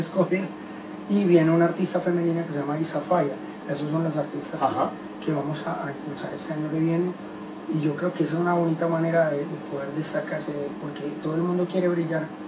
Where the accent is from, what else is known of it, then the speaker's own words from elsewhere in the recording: Medellín, Antioquia, Colombia; soy de Colombia, de Medellín